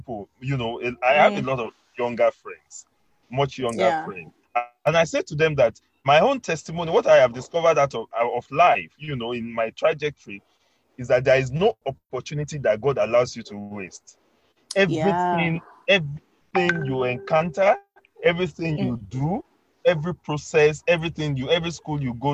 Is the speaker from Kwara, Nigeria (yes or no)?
yes; Kwara, Nigeria; I'm from Kwara State.